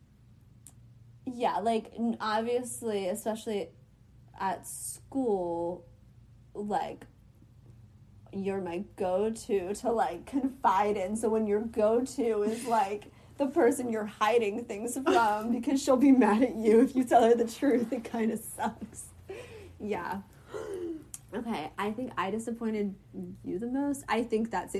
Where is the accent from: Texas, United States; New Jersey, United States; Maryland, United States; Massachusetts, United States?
Maryland, United States; Columbia; I was born in Columbia